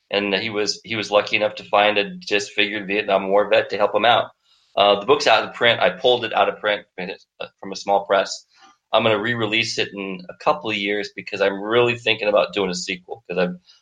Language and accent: English; Chattanooga, Tennessee, United States; also born or lived in Sioux Falls, South Dakota; I traveled all over the U.S. and ended up living most of my childhood in Chattanooga, Tennessee, of all places